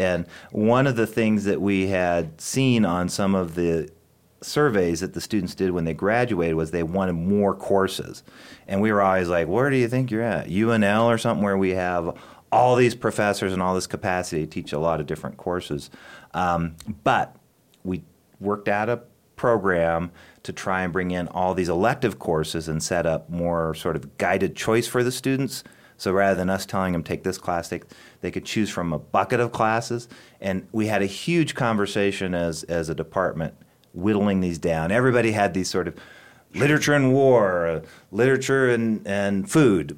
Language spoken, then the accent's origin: English; Kimball, Nebraska, United States; moved away as an adult; also born or lived in Arizona; now in Chadron, United States; I grew up in Kimball, Nebraska